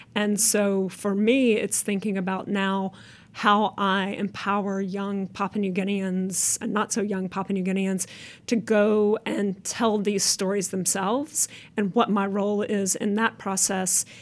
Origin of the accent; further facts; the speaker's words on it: United States; as an American